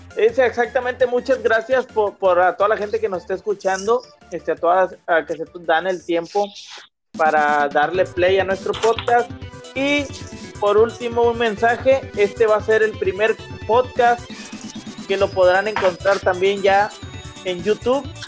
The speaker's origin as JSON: {"language": "Spanish", "town": "Monterrey", "region": "Nuevo León", "country": "Mexico", "said": "Yo tengo, como regiomontano"}